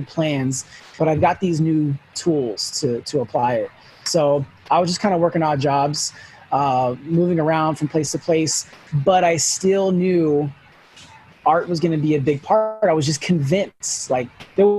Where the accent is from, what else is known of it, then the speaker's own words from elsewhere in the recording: Sacramento, California, United States; also born or lived in Los Angeles; So home has always been Sacramento. I grew up here. We moved from L.A.